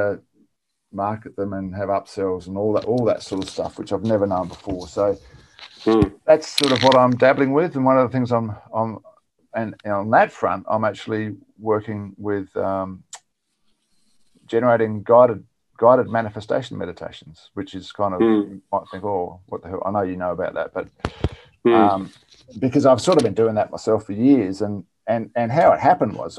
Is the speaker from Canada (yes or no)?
no; on the Murray River, country South Australia, Australia; moved away; also born or lived in Sydney; I grew up on 38 acres of mixed fruit orchard in country South Australia on the Murray River.